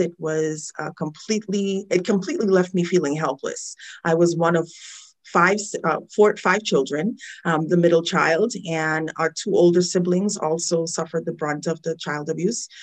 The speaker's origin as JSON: {"language": "English", "country": "Trinidad & Tobago", "tie": "born or raised there", "moved": "yes", "said": "I'm a child witness of the issue growing up in Trinidad."}